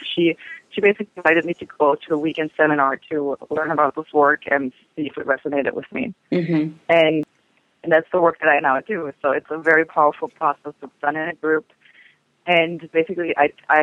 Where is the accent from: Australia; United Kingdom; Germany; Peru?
Germany; now in United States; it was during the 70s where I'm from Germany